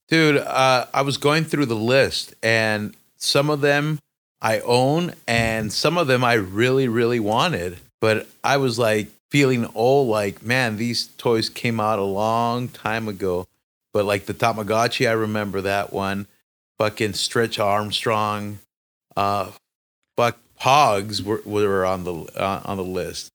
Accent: Mexico; I grew up in Mexico in the, uh, in the height of the pogs

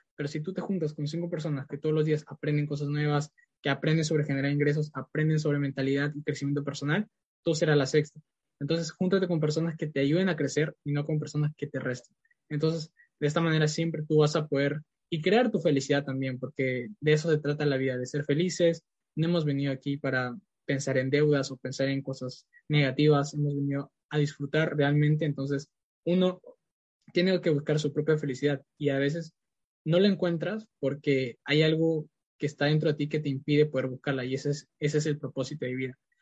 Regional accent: Lima, Peru; also born or lived in Iquitos, Peru; pues nací en Perú en Iquitos y bueno, yo cuando era pequeño mis padres me trajeron aquí a Lima y aquí crecí la mayor parte de mi vida

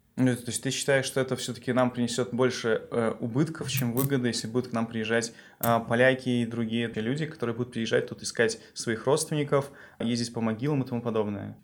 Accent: Belarus; с точки зрения белоруса

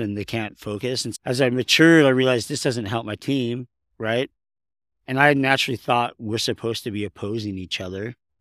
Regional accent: Southern California, United States; now in Utah, United States; I was raised in Southern California

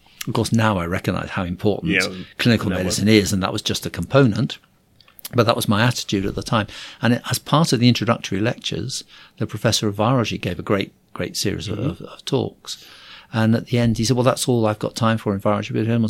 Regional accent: Liverpool, North West England, United Kingdom; born there; also born or lived in Surrey / Cambridgeshire; Oh, wow. That's a long, complicated story. So I was born in Liverpool.

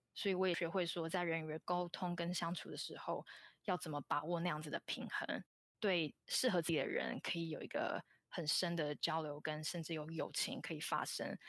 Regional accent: Taiwan; moved away as an adult; also born or lived in Hong Kong; now in San Francisco Bay Area, United States; 我是在香港出生，但是是在台湾长大，大概在台湾待到大学毕业后，大约在六年前来到美国。然后我在台湾就读的大学是政治大学，资讯科学系

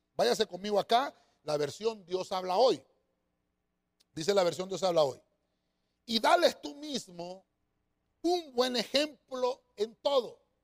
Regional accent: Honduras; nosotros acá en Honduras tenemos nuestro propio acento

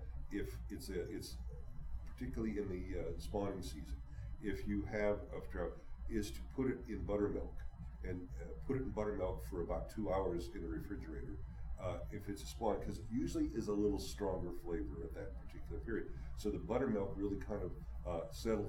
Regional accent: Cleveland, Ohio, United States; I grew up in Lake Erie

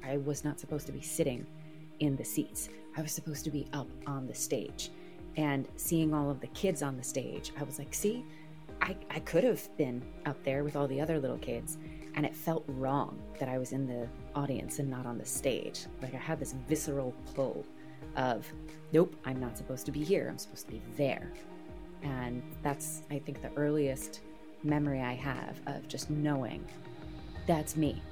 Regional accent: New Jersey, United States; moved away as an adult; also born or lived in Boston; I'm from Jersey

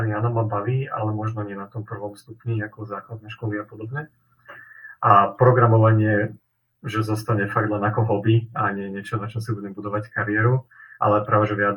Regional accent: Nitra, Nitra Region, Slovakia; som tiež z Nitry priamo

